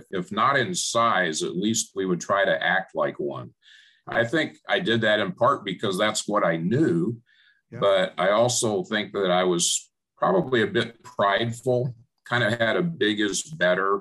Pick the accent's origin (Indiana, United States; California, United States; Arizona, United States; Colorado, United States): Arizona, United States; Phoenix; I grew up in Phoenix